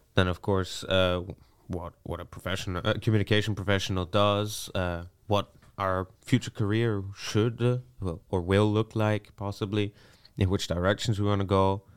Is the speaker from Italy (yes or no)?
no; Vienna, Austria; moved away as an adult; now in Netherlands; I was born in Austria, in Vienna. Uh, I lived there most of my life.